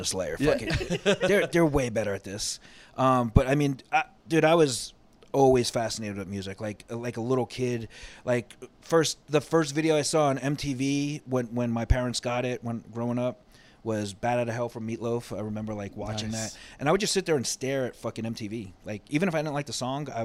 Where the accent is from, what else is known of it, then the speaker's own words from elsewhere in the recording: Brentwood, New York, United States; accent: Long Island; moved away; I was born and raised in New York, Long Island